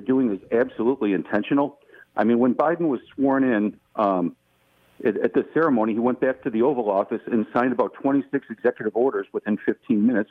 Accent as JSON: {"language": "English", "town": "Buffalo", "region": "New York", "country": "United States", "tie": "born or raised there", "moved": "yes", "lives_now": "Charlotte, United States", "said": "I grew up in Buffalo, New York"}